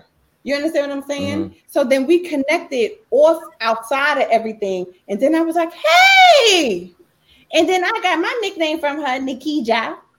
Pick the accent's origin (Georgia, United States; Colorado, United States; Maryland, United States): Maryland, United States; Baltimore